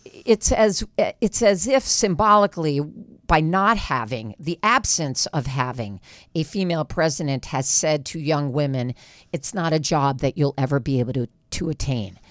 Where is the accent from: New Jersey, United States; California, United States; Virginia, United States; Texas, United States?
California, United States; West Hollywood; I'm from West Hollywood, California